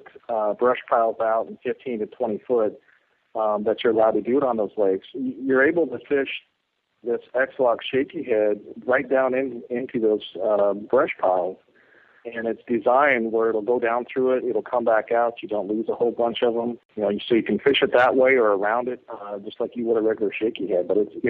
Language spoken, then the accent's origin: English; Texas, United States; we're from Texas